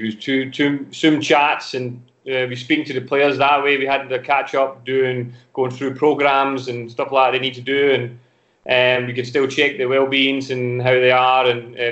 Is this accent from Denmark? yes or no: yes; Denmark; English is a second language; moved away as an adult; also born or lived in Glasgow